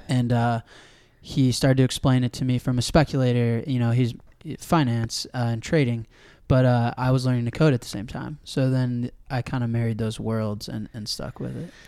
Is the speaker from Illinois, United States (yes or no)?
yes; Evanston, Illinois, United States; I grew up in Evanston, right outside Chicago